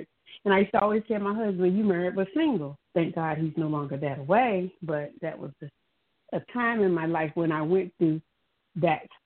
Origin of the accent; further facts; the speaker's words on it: Hampton Roads, Virginia, United States; I'm from Hampton Roads area